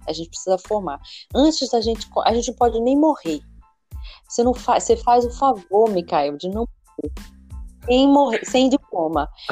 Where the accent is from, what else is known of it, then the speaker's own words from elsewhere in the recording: Pernambuco, Brazil; also born or lived in Rio de Janeiro; now in Niterói, Brazil; eu sou de Pernambuco